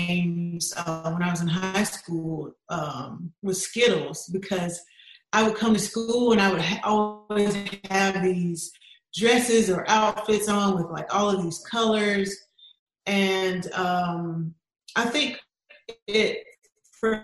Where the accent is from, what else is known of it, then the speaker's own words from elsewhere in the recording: South Georgia, United States; moved away as an adult; I'm originally from South Georgia. Lived there all of my life until I got married at 19